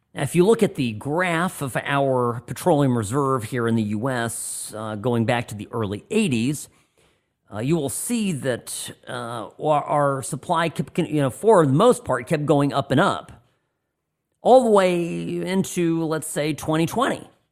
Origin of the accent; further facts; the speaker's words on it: Orange County, California, United States; moved away as an adult; now in Nevada, United States; I grew up in Orange County, California